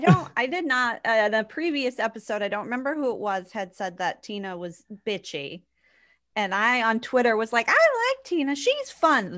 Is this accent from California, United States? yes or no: no; New Hampshire, United States; I grew up in New Hampshire